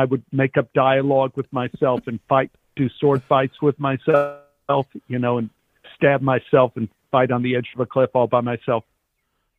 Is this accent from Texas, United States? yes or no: yes; Texas, United States; growing up in Texas